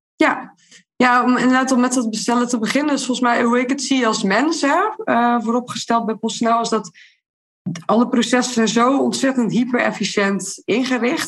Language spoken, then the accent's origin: Dutch; Terneuzen, Zeeland, Netherlands; uit Terneuzen, waar ik vandaan kom